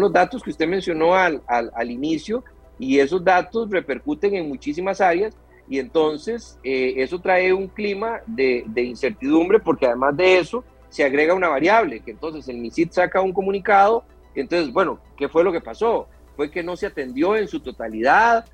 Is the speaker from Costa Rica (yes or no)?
yes; Costa Rica; como costarricense